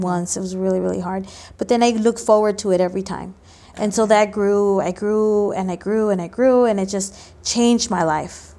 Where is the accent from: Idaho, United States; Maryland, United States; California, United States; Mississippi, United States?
California, United States; Los Angeles; also born or lived in Mexico; I grew up here in L